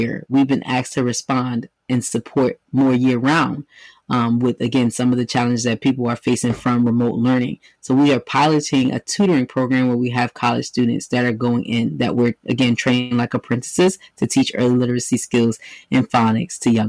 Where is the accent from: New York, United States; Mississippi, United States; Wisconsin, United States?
New York, United States; New York City; moved away as an adult; now in Philadelphia, United States; born and bred, New York native, but I came to Philly to go to school